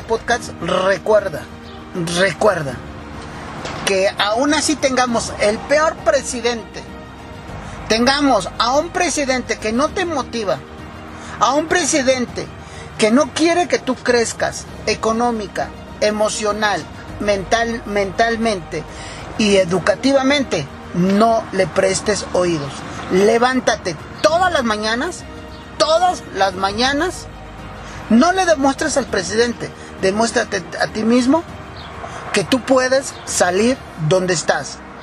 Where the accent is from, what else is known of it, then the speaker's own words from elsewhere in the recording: Mexico; nosotros como mexicanos